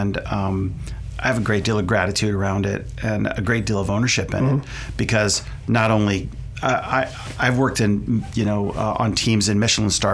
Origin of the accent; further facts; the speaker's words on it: West Virginia, United States; now in Sonoma, United States; I'm actually originally from West Virginia